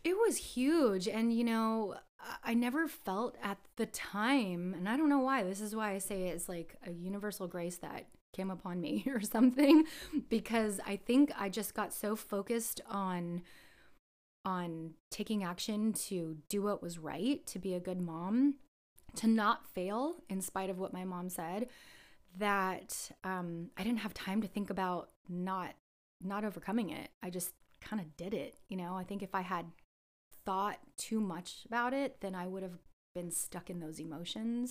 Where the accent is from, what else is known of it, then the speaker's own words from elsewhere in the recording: San Jose, California, United States; I was born here in San Jose, and I grew up before San Jose was Silicon Valley